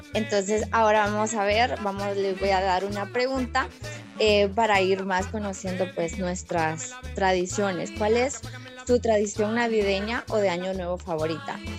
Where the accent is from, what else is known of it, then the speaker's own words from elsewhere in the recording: Honduras; desde Honduras